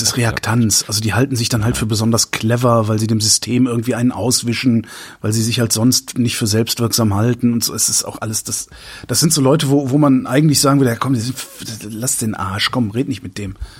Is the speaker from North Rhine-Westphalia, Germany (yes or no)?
yes; Cologne suburbs, North Rhine-Westphalia, Germany; ich bin ja in den, im, im Speckgürtel Kölns groß geworden